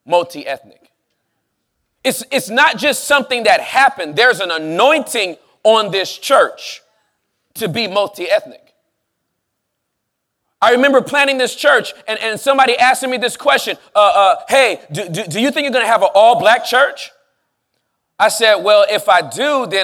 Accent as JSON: {"language": "English", "region": "Southern California", "country": "United States", "moved": "yes", "said": "I am from Southern California"}